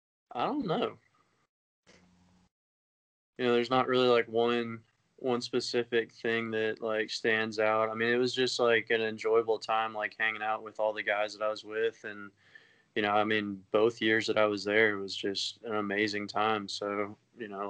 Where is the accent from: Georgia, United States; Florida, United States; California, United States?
Georgia, United States; I grew up in Georgia